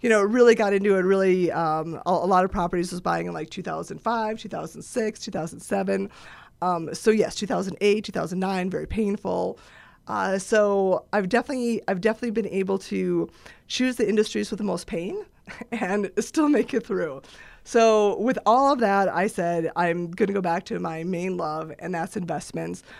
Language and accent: English; Eagle River, Wisconsin, United States; moved away; I'm from Eagle River, Wisconsin